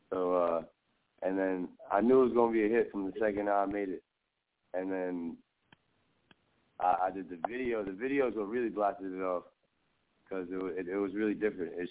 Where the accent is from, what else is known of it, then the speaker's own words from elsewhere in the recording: Staten Island, New York, United States; Oh, I'm uh I'm from Staten Island, New York. I'm from Port Richmond, Staten Island, and uh, uh, I just been on this New York shit my whole life